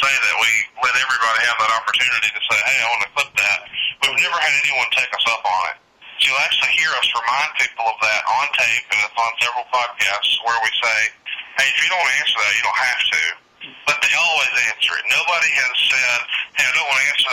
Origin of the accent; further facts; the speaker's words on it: Alabama, United States; I'm obviously being from Alabama, I'm really into football